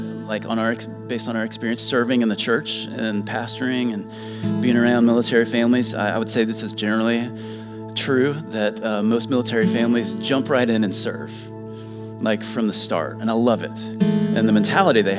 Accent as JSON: {"language": "English", "town": "Dayton", "region": "Ohio", "country": "United States", "tie": "born or raised there", "also_born_or_lived": "Elizabeth City, North Carolina / Virginia Beach, Virginia", "moved": "as an adult", "said": "I grew up in Dayton, Ohio, which is the home of Wright-Patterson Air Force Base"}